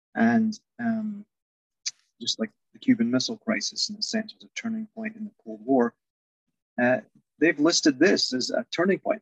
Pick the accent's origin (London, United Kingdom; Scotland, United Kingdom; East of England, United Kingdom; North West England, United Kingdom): Scotland, United Kingdom; central; born or raised there